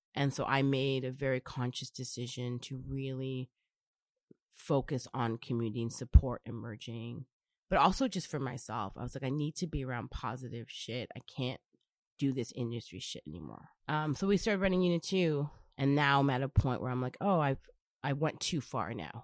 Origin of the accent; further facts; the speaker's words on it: Brampton, Ontario, Canada; I was born and raised in Brampton